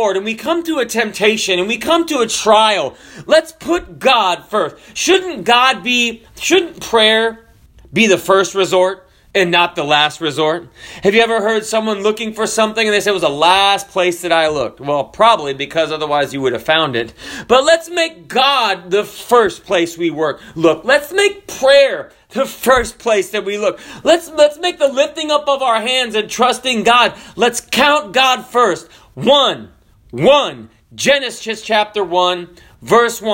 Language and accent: English; the South, United States; I'm from the South